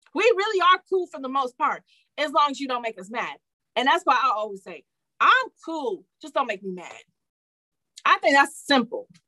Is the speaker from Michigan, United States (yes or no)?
yes; Detroit, Michigan, United States; I'm from Detroit